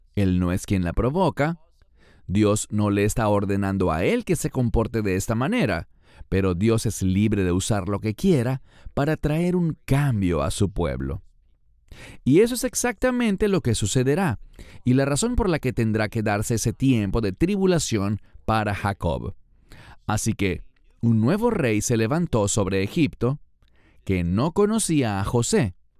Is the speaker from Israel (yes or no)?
yes; Israel; un habitante que soy de Israel